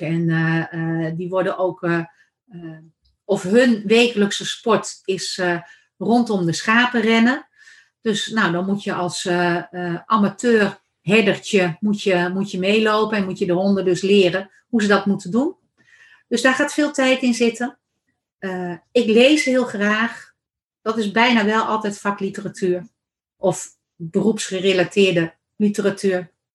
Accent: Randstad, Netherlands; now in Achterhoek, Netherlands; ik kom van oorsprong uit de Randstad

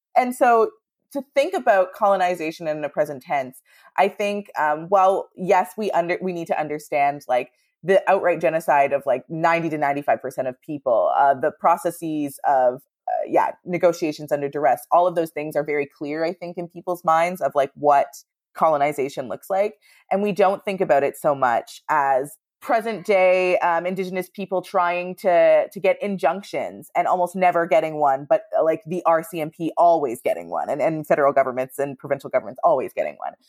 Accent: Northern Ontario, Canada; I'm from Northern Ontario

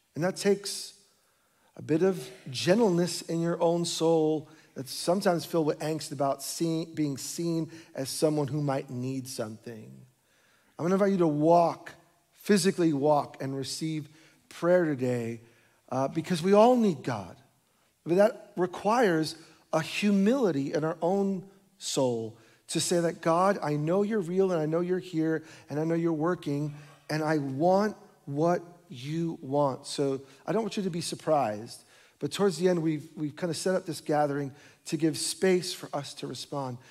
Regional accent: New York, United States; moved away; My wife and I were born and raised in New York

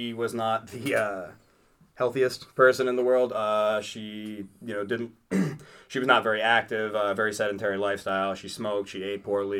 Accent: Dallas, Texas, United States; also born or lived in Brooklyn, New York; Moved to this area when I was seven. Grew up in Dallas, graduated from there

